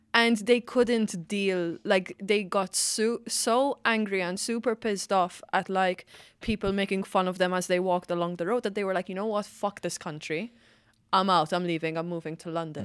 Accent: Malta; now in Ireland; I'm from Malta

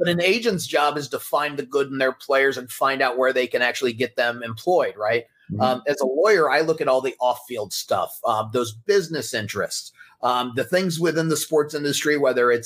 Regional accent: Colorado Springs, Colorado, United States; now in Los Angeles, United States; I grew up in Colorado Springs

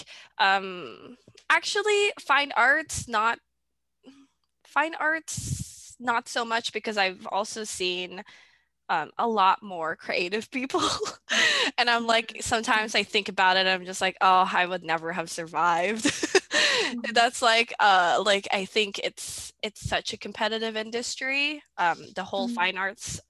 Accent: Philippines; now in Canada; I grew up in the Philippines.

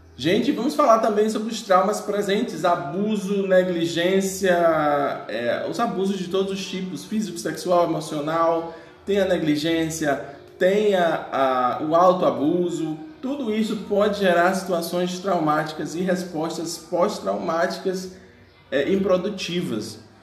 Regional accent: Bahia, Brazil; eu sou baiano, né, da Bahia

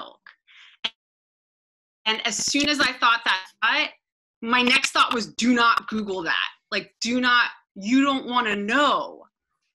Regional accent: Washington, District of Columbia, United States; I'm from Washington, DC

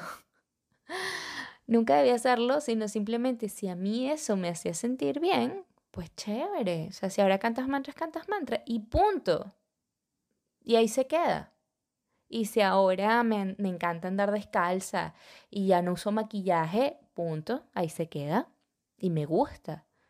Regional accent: Venezuela; moved away; yo soy venezolana

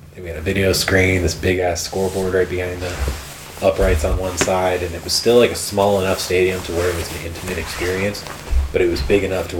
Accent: Massachusetts, United States; moved out there for a year because we're originally from Massachusetts, so we have family out there and stuff.

